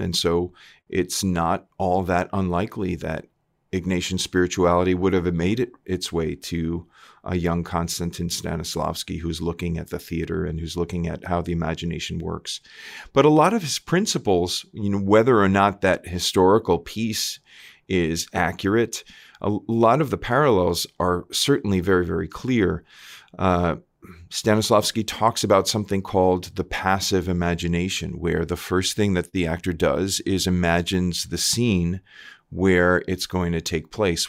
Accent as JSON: {"language": "English", "area": "Long Island", "region": "New York", "country": "United States", "also_born_or_lived": "Milwaukee, Wisconsin", "moved": "as an adult", "said": "I'm from Long Island originally, New, Long Island, New York"}